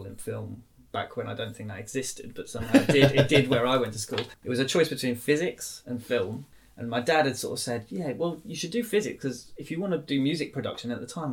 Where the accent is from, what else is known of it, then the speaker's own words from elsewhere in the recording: Norwich, East of England, United Kingdom; also born or lived in Doncaster; I was born in Doncaster. But was raised mainly in Norwich.